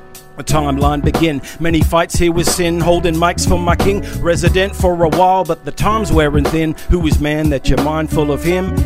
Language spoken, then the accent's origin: English; Queensland, Australia; also born or lived in New South Wales; I was born in New South, but I moved up to the QLD. Raised on 90s hip-hop with a dream to MC